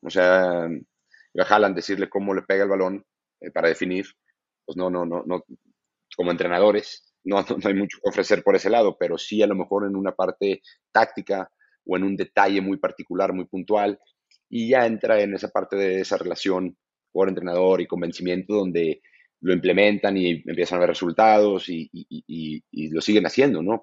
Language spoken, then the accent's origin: Spanish; Mexico; moved away